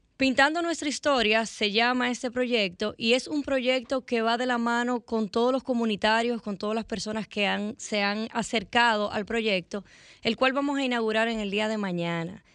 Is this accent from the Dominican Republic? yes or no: yes; Dominican Republic; como ciudadanos dominicanos